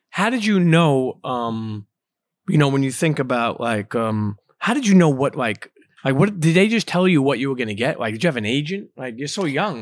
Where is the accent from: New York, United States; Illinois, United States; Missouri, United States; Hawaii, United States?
New York, United States; New York City; I grew up in Coney Island